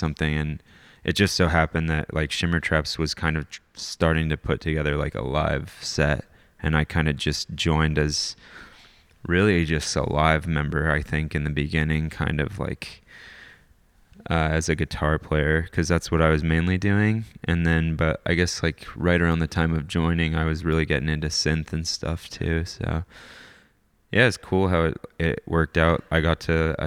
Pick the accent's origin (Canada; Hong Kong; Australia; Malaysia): Canada; also born or lived in North Carolina; now in Bellingham, United States; originally I'm Canadian